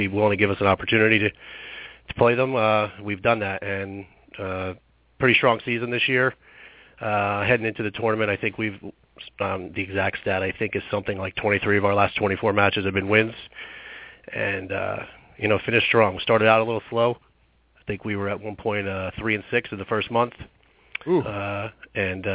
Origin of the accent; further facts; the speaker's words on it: New Jersey, United States; I'm from New Jersey